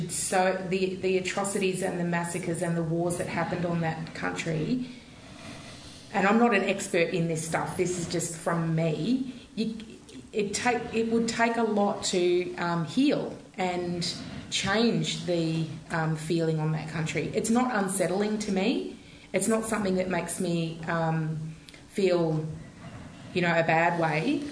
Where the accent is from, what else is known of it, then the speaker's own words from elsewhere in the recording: Port Fairy, Victoria, Australia; also born or lived in Codrington; I did my growing up in Port Fairy as well as Codrington